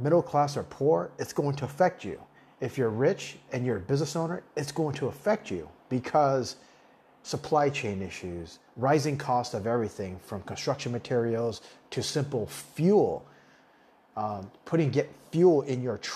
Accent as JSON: {"language": "English", "town": "Tucson", "region": "Arizona", "country": "United States", "tie": "born or raised there", "also_born_or_lived": "Taipei, Taiwan", "second_language": "English", "moved": "as an adult", "lives_now": "Thailand", "said": "I grew up, well, when I came to America when I was in third grade, I grew up in the Southwest. I grew up in Tucson, Arizona"}